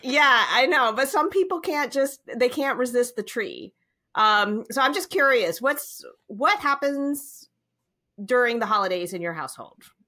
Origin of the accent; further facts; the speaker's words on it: Virginia, United States; my sister and I, our, all our friend, we grew up in Virginia